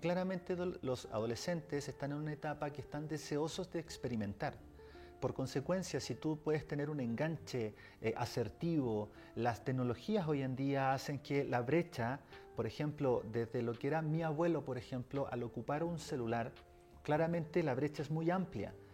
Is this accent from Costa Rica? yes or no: no; Chile; yo vengo desde Chile